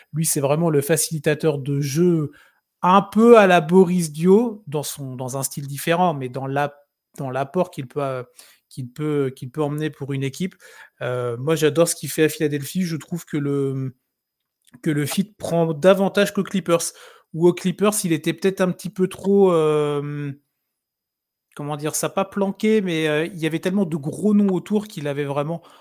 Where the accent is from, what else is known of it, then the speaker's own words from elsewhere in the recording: France; on est français